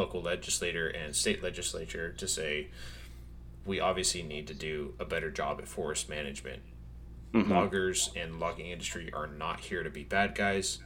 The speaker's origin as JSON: {"language": "English", "country": "United States", "said": "We're being American"}